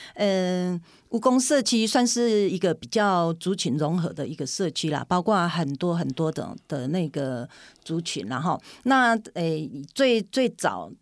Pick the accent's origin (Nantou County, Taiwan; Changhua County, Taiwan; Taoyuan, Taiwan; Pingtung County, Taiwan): Nantou County, Taiwan; Puli; 我应该说是土生土长的埔里人嗯。是，那我的血统，我的娘家那边是在大南，大南里哦。对，那我又，我从南城里嫁来五公里，就都是在这个族群里面